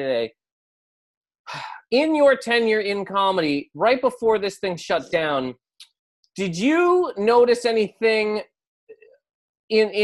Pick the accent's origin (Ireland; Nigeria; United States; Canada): Canada; I'm from Canada.